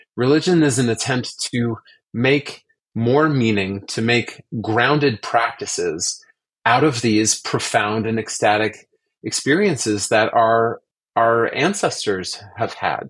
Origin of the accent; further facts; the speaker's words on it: Orange County, Southern California, United States; I grew up actually in Southern California in Orange County